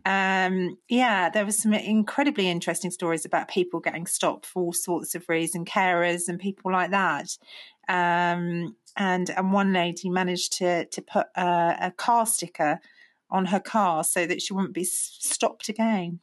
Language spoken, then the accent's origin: English; United Kingdom; as British people